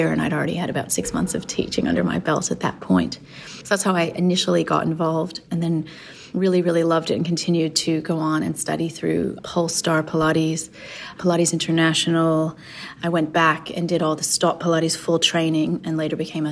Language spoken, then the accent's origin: English; Los Angeles, California, United States; now in Australia; I grew up in Los Angeles